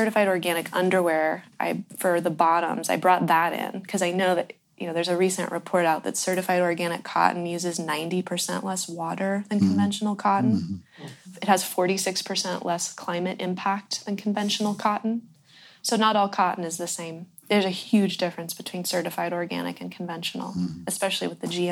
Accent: Ross Valley, California, United States; I was born in the Ross Valley, which is the Corte Madera Creek watershed

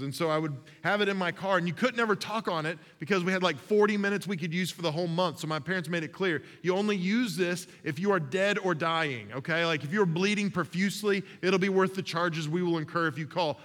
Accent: Mustang, Oklahoma, United States; I was 15 years old, growing up in Mustang, Oklahoma, the hard streets of suburban Oklahoma City

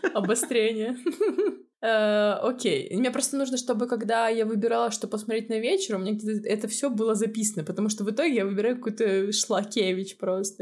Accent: Murmansk, Murmansk Oblast, Russia; now in Armenia; Они спрашивают, откуда ты? Я говорю, Мурманск

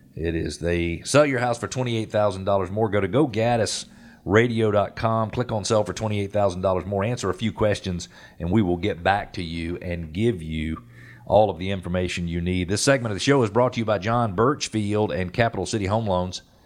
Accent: Atlanta, Georgia, United States; I was born in Atlanta in nineteen sixty-eight and had the opportunity to experience a lot of Atlanta as Atlanta grew

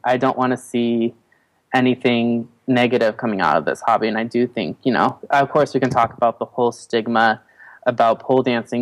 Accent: Colorado, United States; now in Los Angeles, United States; I was born in Colorado

